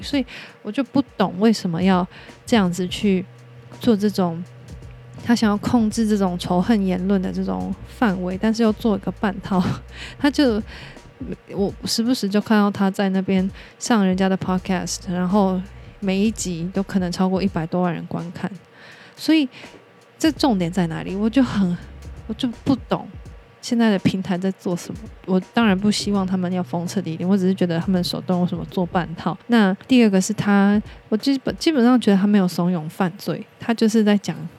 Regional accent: Taiwan; 我们台湾人

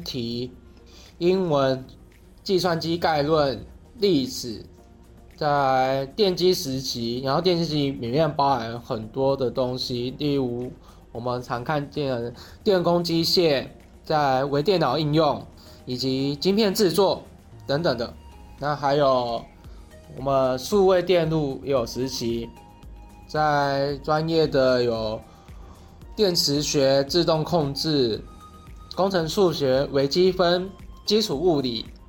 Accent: Keelung, Taiwan; moved away as an adult; 我的家乡在基隆。那基隆的孩子有着谦卑的特质在，在大学之前都在基隆读书，而自己本身又是一个家境清寒孩子出身

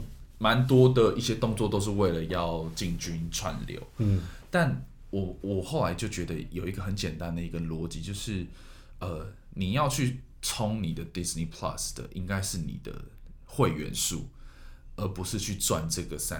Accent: Taiwan; 我台湾人

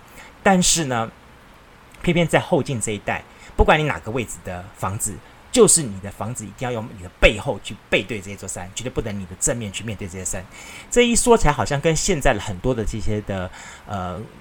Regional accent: Kaohsiung, Taiwan; 我我小时候是在左营眷村里面的一个老奶奶卖开杂货店老奶奶家带大的。

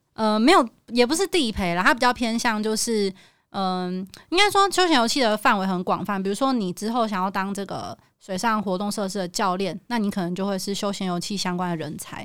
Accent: Taipei, Taiwan; 我是台北人，台， 我台语很破

